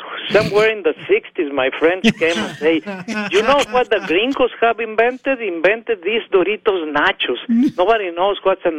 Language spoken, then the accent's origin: English; Puebla, Mexico; English is a second language; moved away as an adult; now in United States; I was born in Mexico and lived there for a long time. Then move over here because it was impossible to live in Mexico.